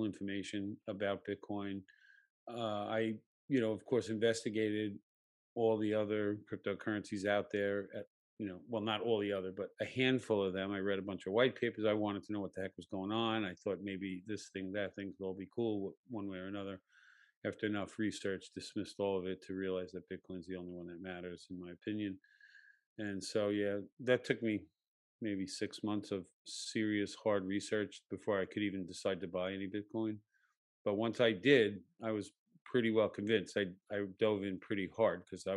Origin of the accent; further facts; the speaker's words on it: United States; growing up in America, white male